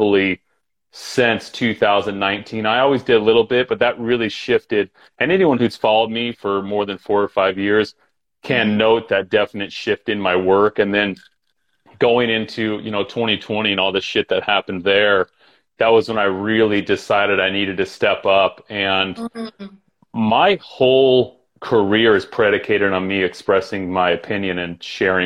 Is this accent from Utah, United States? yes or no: yes; Utah, United States; moved away as an adult; also born or lived in Los Angeles / New York City; I grew up in Utah.